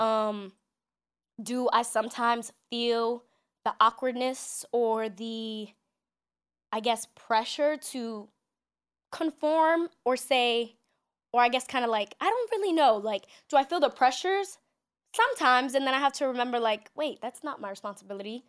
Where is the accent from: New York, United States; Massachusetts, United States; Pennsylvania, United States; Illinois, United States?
New York, United States; New York City; growing up in New York City, we're so diverse